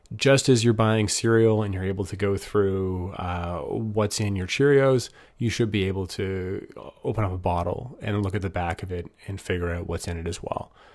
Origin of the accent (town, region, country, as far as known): Canada